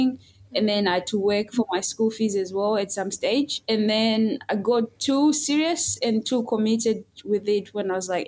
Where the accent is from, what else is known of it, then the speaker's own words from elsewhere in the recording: Chitungwiza, Harare, Zimbabwe; moved away as an adult; now in Adelaide, Australia; I grew up in Zimbabwe, obviously, and I was raised in the village with my grandmother